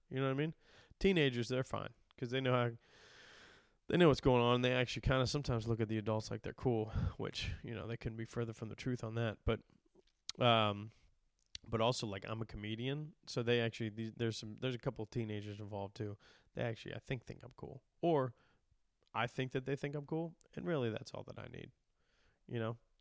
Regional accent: Midwest, United States; being from the Midwest

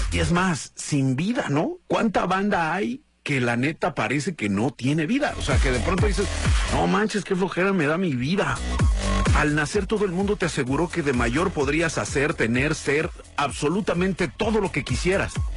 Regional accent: Guadalajara, Jalisco, Mexico; soy de Guadalajara, Jalisco

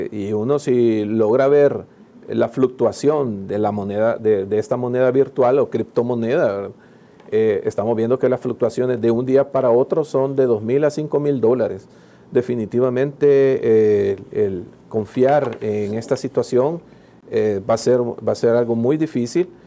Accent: El Salvador; Como buen salvadoreño

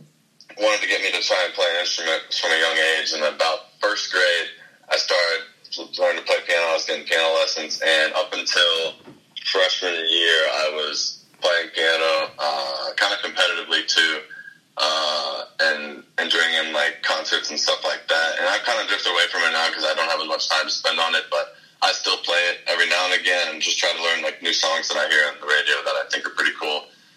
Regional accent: Dardenne Prairie, Missouri, United States; also born or lived in St. Louis / North Dakota; I was born here in St. Louis. {S3} Yeah. {S2} And I grew up in Darden Prairie.

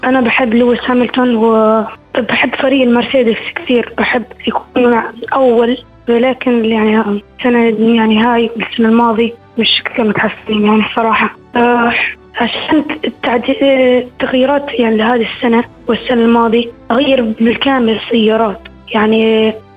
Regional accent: Jordan; أنا من الأردن

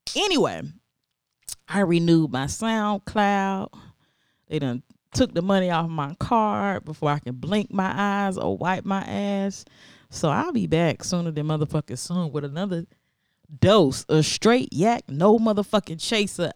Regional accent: American South, United States; growing up in America, or at least the American South

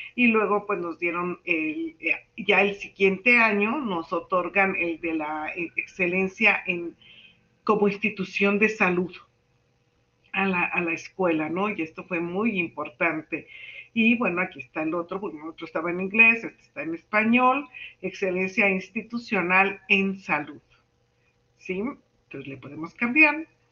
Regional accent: Mexico; soy la única mexicana que presenta un trabajo de investigación

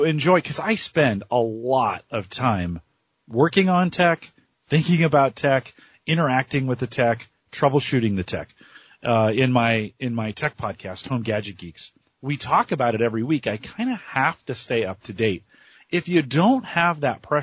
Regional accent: San Jose, California, United States; San Jose, California is my hometown. I grew up around computers

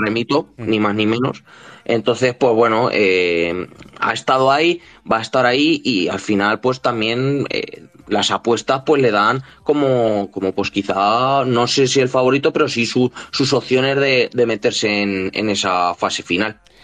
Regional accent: Cuenca, Castilla-La Mancha, Spain; un equipo de Cuenca, de mi tierra

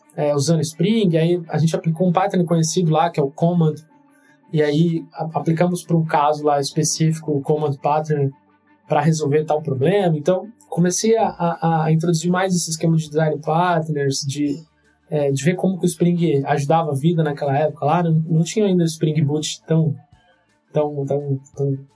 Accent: Santos, São Paulo, Brazil; moved away as an adult; also born or lived in Campinas; eu sou de Santos

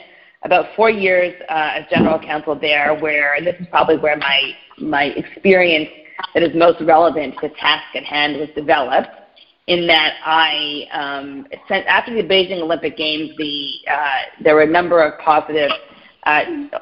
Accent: Montreal, Quebec, Canada; moved away as an adult; also born or lived in Pennsylvania, United States / New York City, United States; now in United States; I grew up in Montreal, Canada

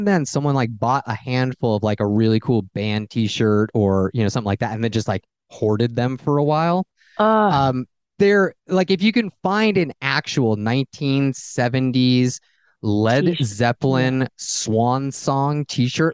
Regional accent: Fullerton, California, United States; moved away; I grew up in Fullerton and about 10 miles away from Disneyland

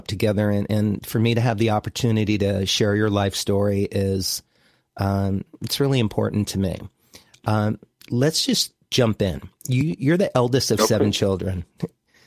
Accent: Miami, Florida, United States; growing up in Miami in the 50s and 60s, late 50s and 60s

